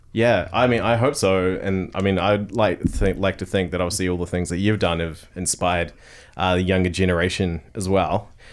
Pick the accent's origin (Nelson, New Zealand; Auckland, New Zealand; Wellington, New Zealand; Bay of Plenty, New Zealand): Bay of Plenty, New Zealand; Tauranga; growing up in Tauranga.